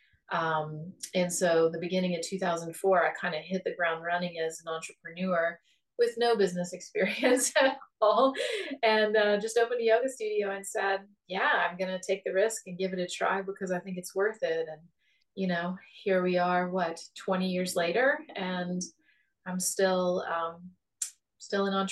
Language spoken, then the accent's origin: English; on the Ohio River, Appalachia, United States; moved away; my life started out as a poor Appalachian girl growing up on the Ohio River